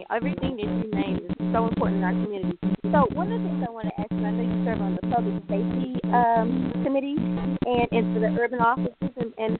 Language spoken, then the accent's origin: English; Dallas, Texas, United States; our Dallas, you know, my hometown.